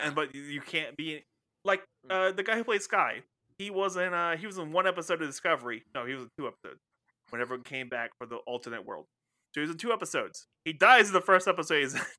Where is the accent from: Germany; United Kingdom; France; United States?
United Kingdom; Scotland; I'm Scottish.